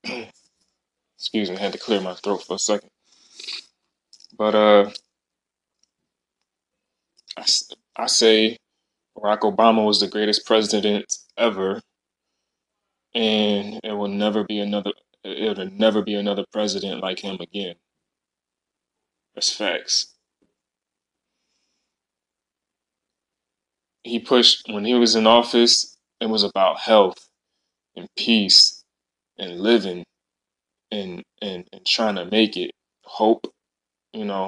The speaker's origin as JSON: {"language": "English", "town": "Philadelphia", "region": "Pennsylvania", "country": "United States", "said": "I'm from Philly"}